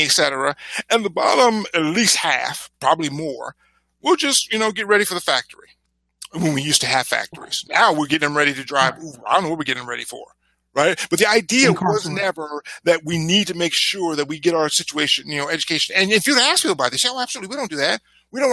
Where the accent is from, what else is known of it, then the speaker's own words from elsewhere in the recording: United States; typical born and raised American